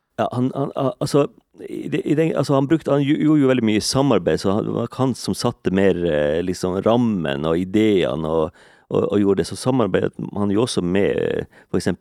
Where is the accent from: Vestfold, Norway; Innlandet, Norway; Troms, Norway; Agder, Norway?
Troms, Norway; Kåfjord; now in Eastern Norway, Norway; Jeg er bosatt på Østlandet, men jeg, jeg kommer jo fra Mandalen i Kåfjord